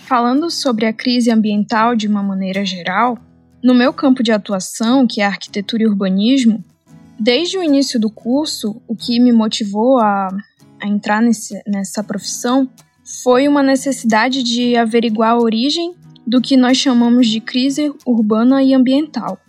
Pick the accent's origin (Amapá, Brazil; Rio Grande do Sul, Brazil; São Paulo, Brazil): Amapá, Brazil; a região norte do Brasil, que foi onde eu nasci e cresci e passei a vida toda